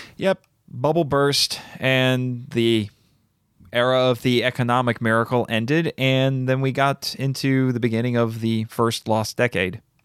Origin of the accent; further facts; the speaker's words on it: United States; As an American